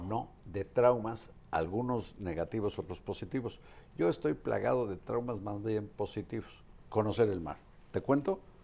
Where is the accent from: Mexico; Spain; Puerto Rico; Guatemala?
Mexico; Acapulco, Guerrero; now in Coahuila, Mexico; Yo soy de Guerrero, yo soy de Acapulco